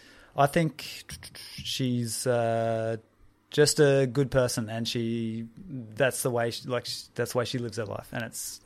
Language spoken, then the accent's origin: English; Mackay, Queensland, Australia; also born or lived in Brisbane; Okay, so I grew up in and around Mackay and then early 20s moved to Brizzy.